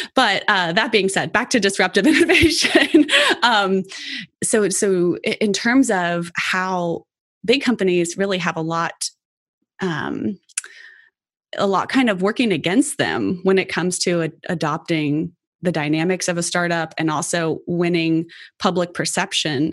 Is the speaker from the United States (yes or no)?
yes; Cincinnati, Ohio, United States; I was born and raised in Cincinnati